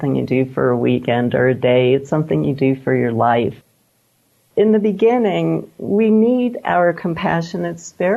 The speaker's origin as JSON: {"language": "English", "region": "New York", "country": "United States", "tie": "born or raised there", "also_born_or_lived": "California", "moved": "yes", "lives_now": "Santa Fe, United States", "said": "I grew up in New York"}